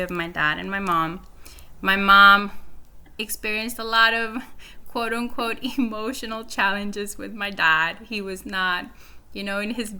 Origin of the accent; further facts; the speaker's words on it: Honduras; moved away; also born or lived in Nicaragua; I grew up in Honduras. I'm actually from Nicaragua, but I did high school in Honduras